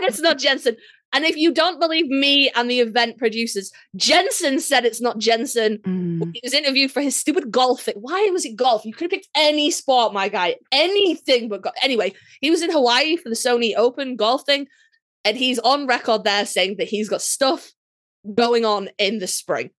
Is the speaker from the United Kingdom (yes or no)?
yes; United Kingdom